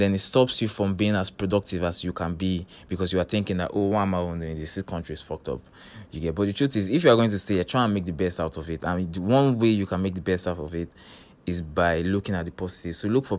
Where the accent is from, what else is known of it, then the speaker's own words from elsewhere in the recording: Nigeria; as a Nigerian living in Nigeria